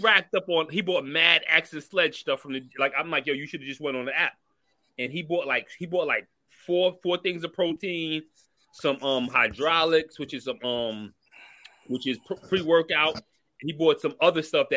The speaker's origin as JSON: {"language": "English", "town": "New York City", "region": "New York", "country": "United States", "said": "I'm from Brooklyn"}